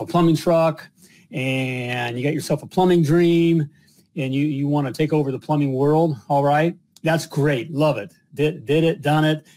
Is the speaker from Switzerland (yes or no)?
no; Dayton, Ohio, United States; Now I'm from Dayton, Ohio